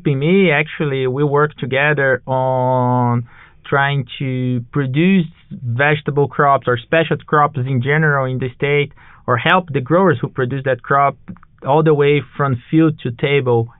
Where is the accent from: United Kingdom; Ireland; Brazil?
Brazil; moved away as an adult; also born or lived in Florida / Georgia; now in Auburn, United States; I'm originally from Brazil, but I moved to U.S. back in 2014